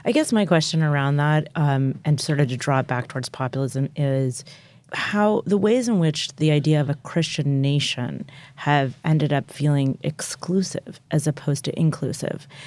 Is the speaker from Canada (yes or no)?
no; United States; I'm an American Jew